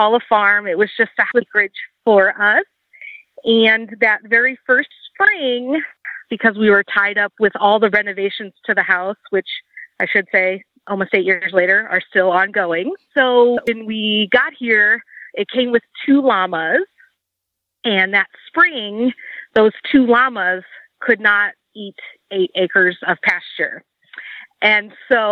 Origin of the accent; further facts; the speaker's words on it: Chicago, Illinois, United States; now in Walla Walla, United States; I was born and raised in the Chicagoland area